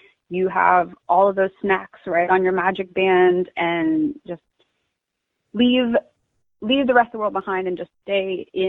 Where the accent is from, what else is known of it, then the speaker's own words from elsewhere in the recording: Orlando, Florida, United States; I was born and raised in Orlando